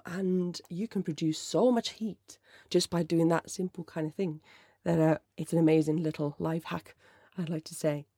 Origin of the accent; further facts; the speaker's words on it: Finland; first language Finnish; English is a second language; moved away as an adult; my first language is Finnish, and I'm absolutely crap at it these days because I've lived away since two thousand seven